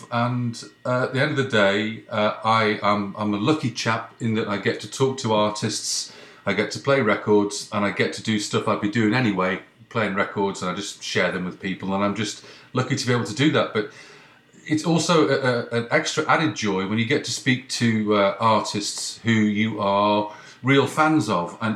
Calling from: Ottawa, Ontario, Canada; I'm in I'm in Canada. i have got a New York number, but it's uh, I'm, I'm calling from Canada.

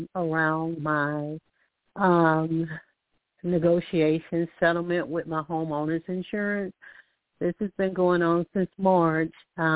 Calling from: Alabama, United States; I'm calling from Alabama.

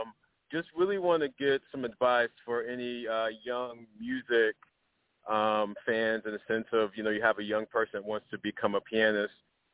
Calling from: New York City, New York, United States; calling from New York City.

